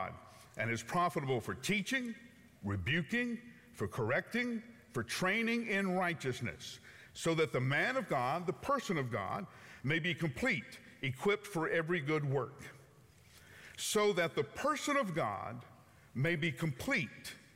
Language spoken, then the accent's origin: English; Huntsville, Alabama, United States; moved away; I grew up in Alabama